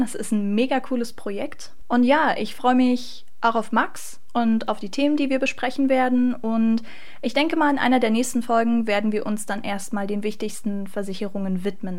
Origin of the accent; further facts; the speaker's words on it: Magdeburg, Saxony-Anhalt, Germany; komme gebürtig aus Magdeburg